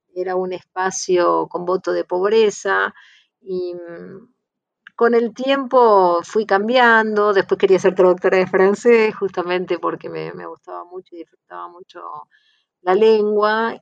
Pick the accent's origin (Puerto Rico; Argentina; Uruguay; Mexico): Argentina; Lomas de Zamora, Buenos Aires Province; me criaron en una escuela en Inmaculada Concepción de Lomas de Zamora